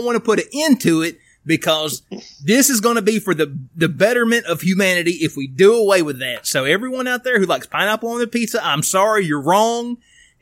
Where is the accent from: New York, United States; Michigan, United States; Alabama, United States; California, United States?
Alabama, United States; Tuscaloosa; They asked me where I was from. And I told them I was from Tuscaloosa